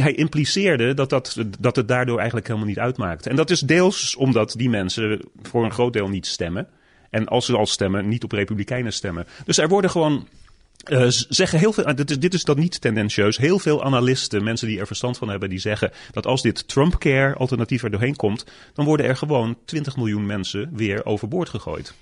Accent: Netherlands; moved away as an adult; now in United States; toen ik opgroeide in Nederland

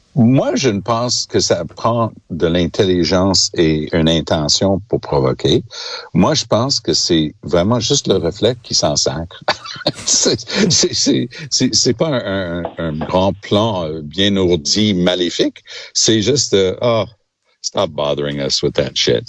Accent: Canada; chez nous au Canada

